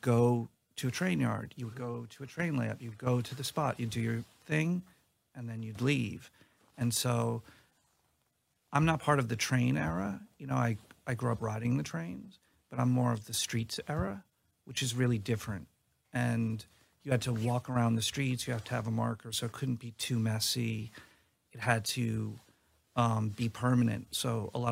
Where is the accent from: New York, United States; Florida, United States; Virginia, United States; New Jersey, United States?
New York, United States; I grew up in New York